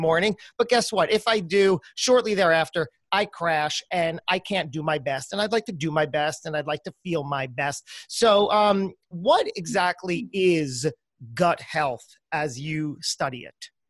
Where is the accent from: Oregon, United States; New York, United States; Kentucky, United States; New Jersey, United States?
New Jersey, United States; accent: New Jersey; with my New Jersey accent, an American like me